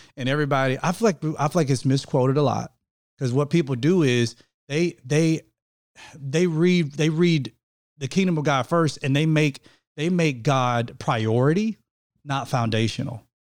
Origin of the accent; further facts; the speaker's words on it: United States; I'm American